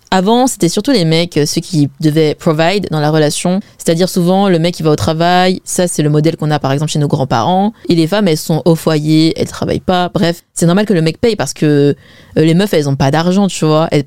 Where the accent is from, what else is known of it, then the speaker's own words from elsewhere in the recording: Zhejiang, China; perso, je suis chinoise et en plus, je suis chinoise Wen. Donc ça me choque pas tant que ça de voir ce témoignage, car en fait c'est ce que je vois en général autour de moi. En fait, chez les WEN, c'est toujours les mecs qui payent.